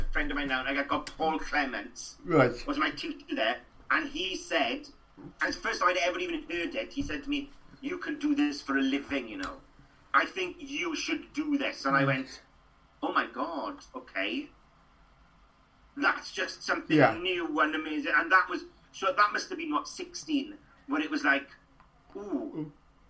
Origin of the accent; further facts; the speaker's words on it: Trap, Wales, United Kingdom; accent: rural, up and down, Welsh-speaking background accent; I'm a Welsh speaker. I grew up, you know, and I grew up in Trap outside Ammanford, between Ammanford and Llandeilo